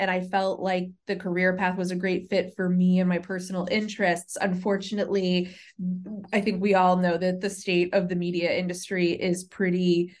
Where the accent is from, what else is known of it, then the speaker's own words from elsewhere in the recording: Natick, Massachusetts, United States; now in Washington, D.C., United States; I was born and raised there, and my parents are still in the house that I grew up in Natick. I first moved to Washington, D.C. for college.